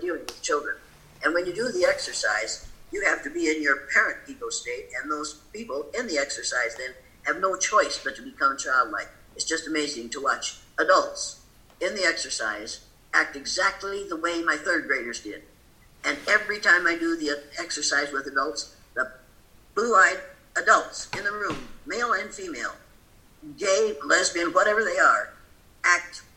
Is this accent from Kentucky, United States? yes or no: no; Riceville, Iowa, United States; moved away; I grew older in Riceville